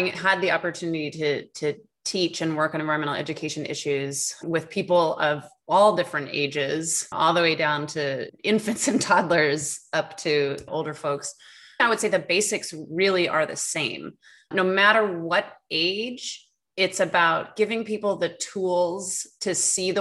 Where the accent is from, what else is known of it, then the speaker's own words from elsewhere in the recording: New York, United States; also born or lived in Los Angeles / Portland / Beijing / Arizona; now in Amherst, United States; I'm from New York originally